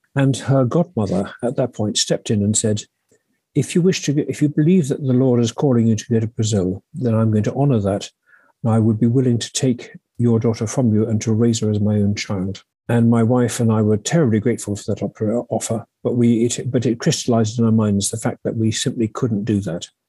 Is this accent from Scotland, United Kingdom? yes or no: no; Sussex, South East England, United Kingdom; I grew up in Sussex in, in, in England.